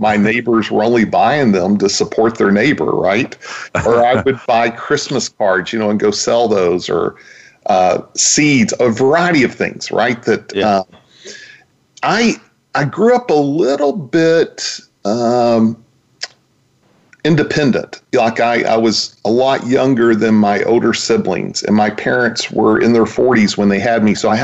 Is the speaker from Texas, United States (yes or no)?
yes; Vernon, Texas, United States; also born or lived in Dallas, Texas; I actually grew up in a small town in Texas, a town called Vernon, Texas